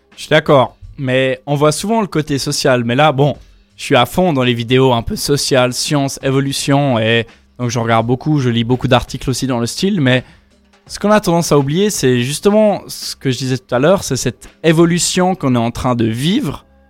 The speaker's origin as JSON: {"language": "French", "town": "Yverdon-les-Bains", "region": "Vaud", "country": "Switzerland", "tie": "born or raised there", "also_born_or_lived": "Lausanne / Echallens", "said": "Je suis né à Lausanne. Après avoir, après avoir vécu 6 mois à Échalon, j'ai vécu toute ma vie à hiver dans les bains"}